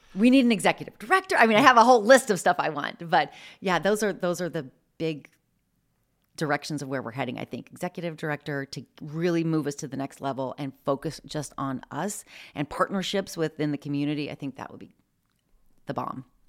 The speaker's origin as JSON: {"language": "English", "region": "Midwest", "country": "United States", "tie": "born or raised there", "moved": "as an adult", "lives_now": "Spokane, United States", "said": "I grew up in the Midwest"}